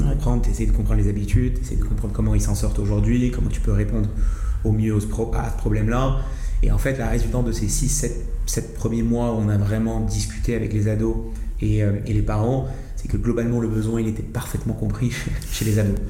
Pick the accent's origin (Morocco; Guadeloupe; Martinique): Morocco; Marrakech, Marrakesh-Safi; moved away as an adult; now in France; je suis né, j'ai grandi à Marrakech jusqu'à mes 18 ans.